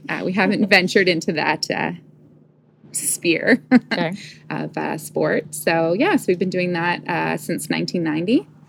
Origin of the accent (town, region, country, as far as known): Toronto, Ontario, Canada; born or raised there; also born or lived in Guelph, Ontario